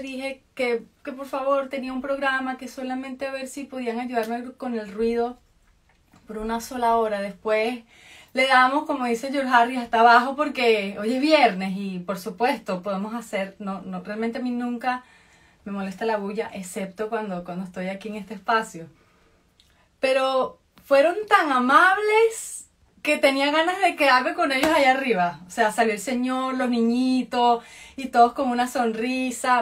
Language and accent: Spanish; Venezuela; moved away as an adult; now in United States; yo soy venezolana.